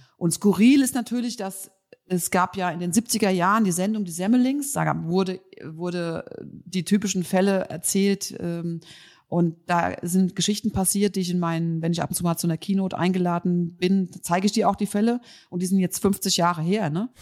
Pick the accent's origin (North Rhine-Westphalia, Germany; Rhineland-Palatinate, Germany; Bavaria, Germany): Rhineland-Palatinate, Germany; Mainz; Ich komme ja aus Mainz